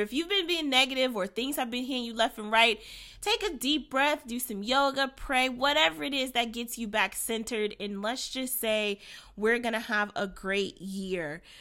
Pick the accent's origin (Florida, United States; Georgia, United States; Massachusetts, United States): Florida, United States; Orlando; now in Cleveland, United States; I am coming to you from Cleveland, Ohio. I'm originally from Orlando, Florida